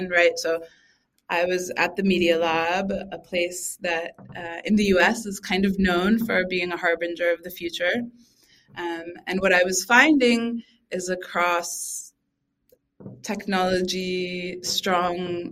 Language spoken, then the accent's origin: English; Boston, Massachusetts, United States; I grew up in Boston